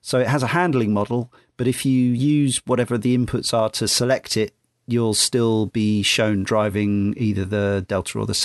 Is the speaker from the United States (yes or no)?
no; Redditch, West Midlands, United Kingdom; Around the age of 16, I started drinking in the Golden Cross in my hometown of Redditch.